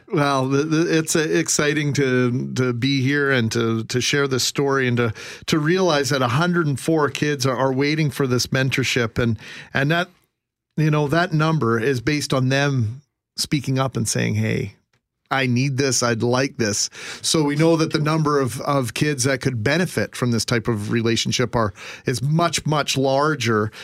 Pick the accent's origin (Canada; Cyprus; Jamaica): Canada; Winnipeg, Manitoba; I grew up in the West End